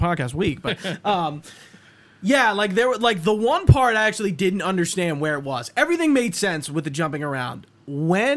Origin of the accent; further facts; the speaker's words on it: United States; we're American